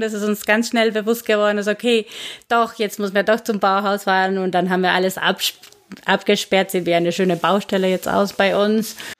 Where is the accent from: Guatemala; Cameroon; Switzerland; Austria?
Guatemala; German is a second language; moved away as an adult; now in Karlsruhe, Germany; ich komme aus Guatemala ursprünglich, wohne seit zehn Jahren in Deutschland